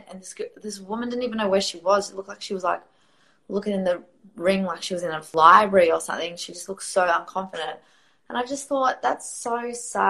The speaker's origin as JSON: {"language": "English", "country": "Australia", "also_born_or_lived": "Riyadh, Saudi Arabia", "said": "I am from Australia."}